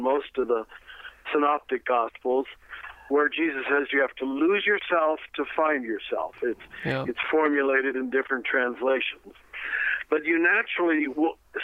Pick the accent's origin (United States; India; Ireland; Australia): United States; you and I grew up in America, we called ourselves Americans